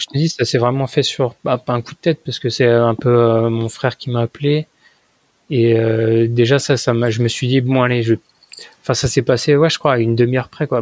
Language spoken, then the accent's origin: French; France; moved away as an adult; now in Japan; Je fais, bah, de France